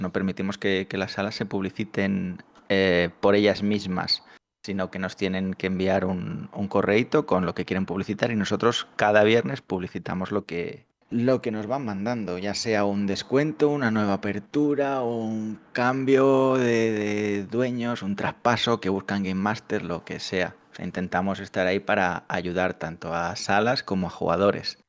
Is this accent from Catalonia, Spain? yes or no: yes; Catalonia, Spain; somos catalanes